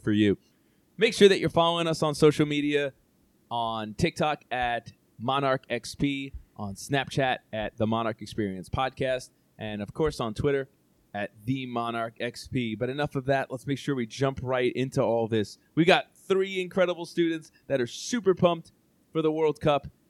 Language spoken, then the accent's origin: English; United States; I am Italian heritage, but I oh. am born in the U.S.